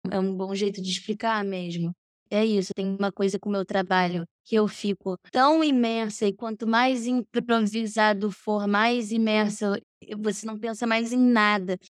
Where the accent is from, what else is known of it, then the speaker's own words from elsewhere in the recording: France; born there; Eu nasci na França e vim direto para o colégio francês.